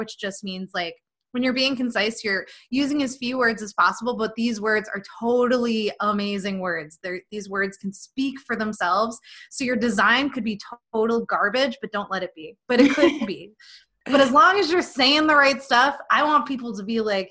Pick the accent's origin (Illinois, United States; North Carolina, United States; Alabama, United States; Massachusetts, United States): Massachusetts, United States; Boston; moved away as an adult; I am from the Boston area